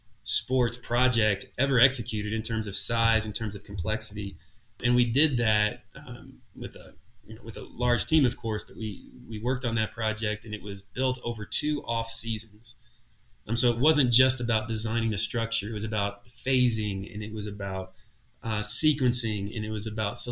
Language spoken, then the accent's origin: English; Brandenburg, Kentucky, United States; I grew up in Brandenburg, Kentucky, so 30 miles from Louisville